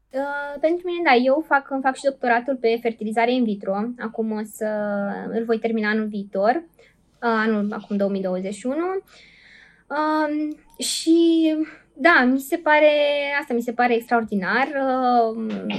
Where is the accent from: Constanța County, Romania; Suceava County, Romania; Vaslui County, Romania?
Suceava County, Romania; Suceava; eu sunt din Suceava